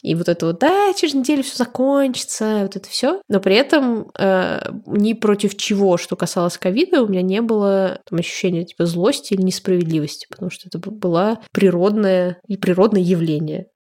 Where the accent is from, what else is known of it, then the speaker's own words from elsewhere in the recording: Russia; moved away; говорим, из России